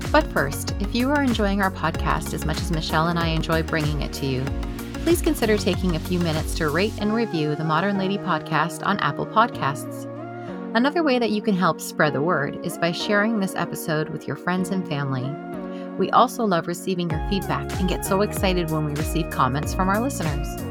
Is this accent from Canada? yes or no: yes; Canada; as a Canadian